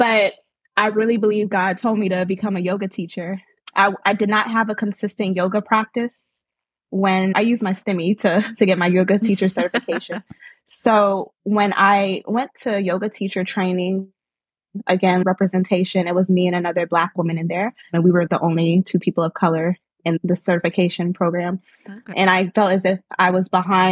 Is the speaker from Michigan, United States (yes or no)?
no; Norfolk, Virginia, United States; I am from Norfolk/Chesapeake, Virginia, with origins from Nigeria. My parents are Nigerian